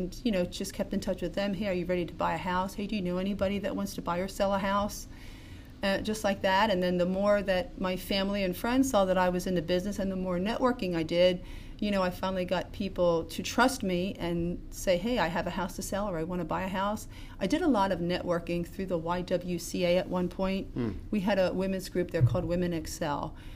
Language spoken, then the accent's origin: English; Pottstown, Pennsylvania, United States; I grew up in Pottstown